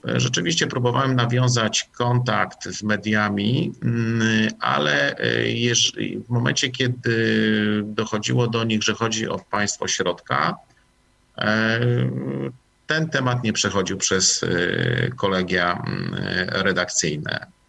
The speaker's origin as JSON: {"language": "Polish", "country": "Poland"}